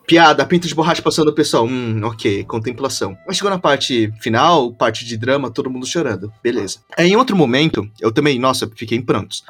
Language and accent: Portuguese; Brazil; eu nasci no Brasil